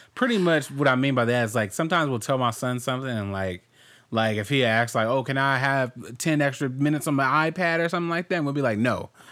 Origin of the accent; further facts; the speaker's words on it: Compton, California, United States; growing up in Compton